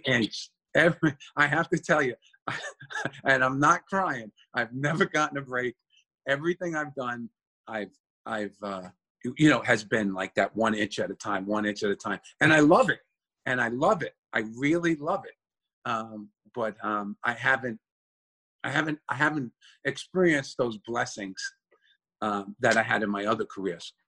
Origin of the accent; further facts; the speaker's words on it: New York City, New York, United States; also born or lived in Yonkers; born and raised in the Bronx, and then we moved to Yonkers.